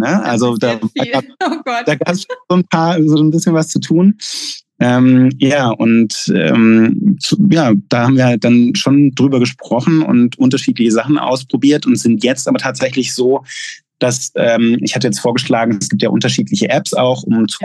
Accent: Gaggenau, Baden-Württemberg, Germany; moved away as an adult; also born or lived in Pforzheim / Mexico / Chile / United States; ich bin in Gaggenau aufgewachsen, in der Nähe von Bühl

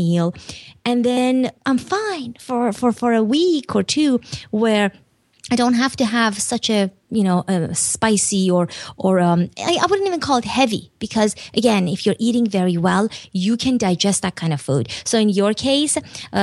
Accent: Iran; moved away; also born or lived in Turkey; I grew up in Iran and then Turkey

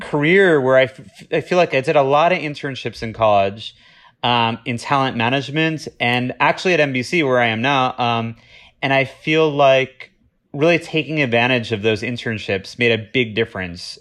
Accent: Boca Raton, Florida, United States; moved away; I'm originally from Boca Raton, Florida

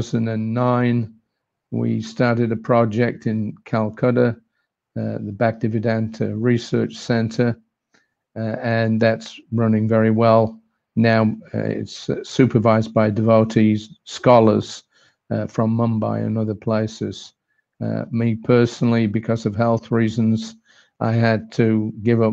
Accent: England, United Kingdom; moved away as an adult; also born or lived in Australia; I was born and brought up in England, 1950

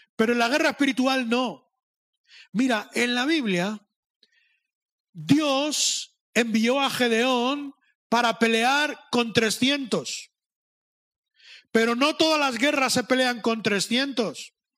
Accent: Madrid, Community of Madrid, Spain; Yo soy de Madrid. Yo tengo el otro problema, que me creo muy listo, porque soy de Madrid

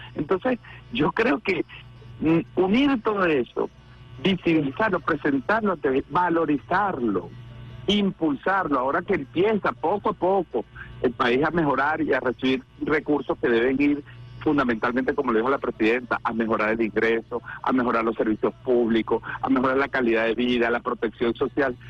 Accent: Venezuela; como ciudadano, como venezolano, como revolucionario

